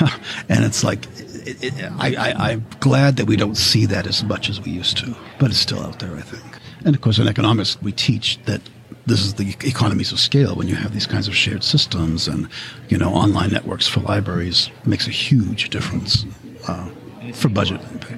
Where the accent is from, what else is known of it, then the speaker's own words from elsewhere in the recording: New England, United States; now in New York, United States; You know, I'm from New England, where the existence of every library is defined by the political parameter of a incorporated city or a town.